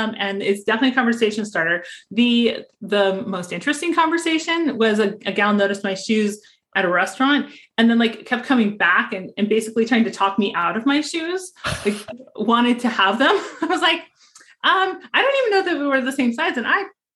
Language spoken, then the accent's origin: English; Montana, United States; now in Phoenix, United States; We live here in Phoenix, but I'm originally from Montana. So I kind of have a farmer background